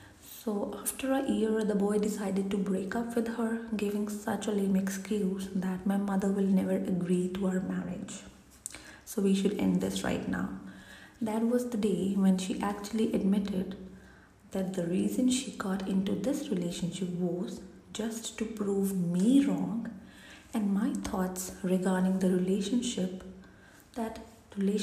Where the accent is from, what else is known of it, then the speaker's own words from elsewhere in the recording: India; being an Indian kid